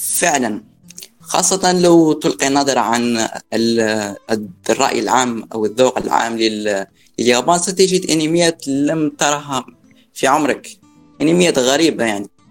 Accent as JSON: {"language": "Arabic", "country": "Algeria", "said": "من الجزائر"}